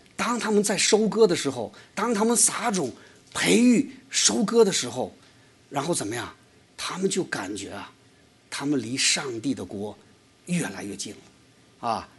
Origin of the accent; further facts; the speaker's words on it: China; moved away; 我是中国来的